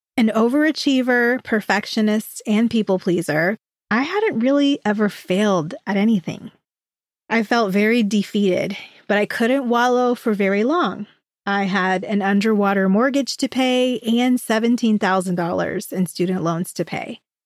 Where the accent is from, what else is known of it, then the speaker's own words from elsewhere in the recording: hometown in North Florida, United States; also born or lived in Orlando, Florida; The new job would require me to move back to my hometown, six hours away from Orlando, where I was living at the time